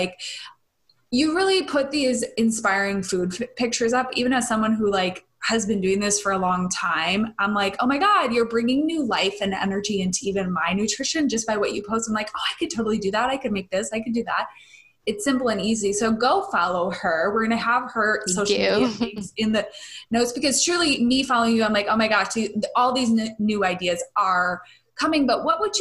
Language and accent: English; Midwest, United States; I grew up in the Midwest where it was very like Slim Fast and pasta.